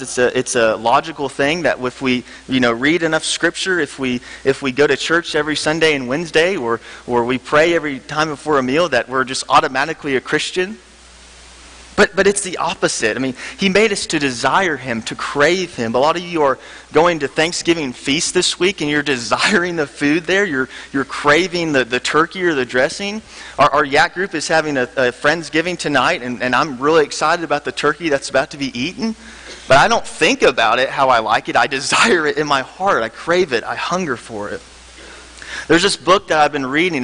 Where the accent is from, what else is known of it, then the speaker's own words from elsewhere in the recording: Memphis, Tennessee, United States; moved away; I'm from Memphis, Tennessee. Um, I grew up at Sycamore View Church